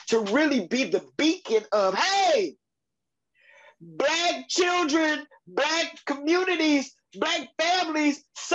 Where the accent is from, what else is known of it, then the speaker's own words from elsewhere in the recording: Chicago, Illinois, United States; now in Louisville, United States; I'm from Chicago